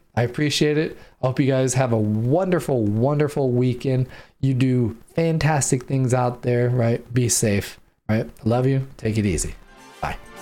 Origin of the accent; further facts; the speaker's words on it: San Diego, California, United States; moved away; because I grew up in San Diego